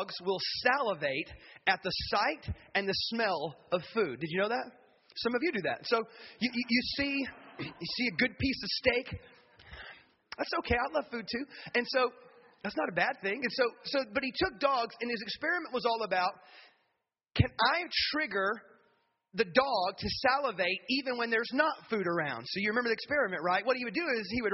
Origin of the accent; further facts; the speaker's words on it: the South, United States; moved away; also born or lived in the North; I grew up in the South